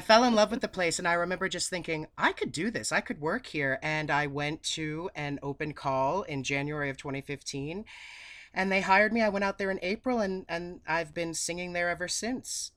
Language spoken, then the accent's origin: English; New England, United States; accent: New England; moved away as an adult; also born or lived in Boston; now in Tennessee, United States; I have this, this Nor-, New England accent and this northern mentality.